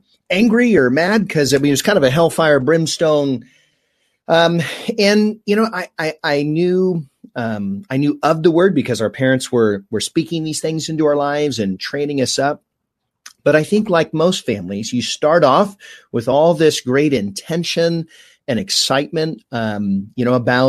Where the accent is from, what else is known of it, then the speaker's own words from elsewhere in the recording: Fullerton, California, United States; I grew up here in Orange County. So Fullerton